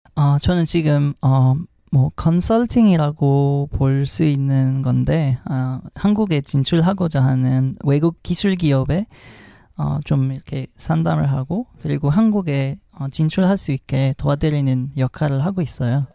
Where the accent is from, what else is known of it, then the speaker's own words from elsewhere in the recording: Morocco; Korean is a second language; moved away as an adult; also born or lived in France; now in South Korea; 전 모로코에서 왔고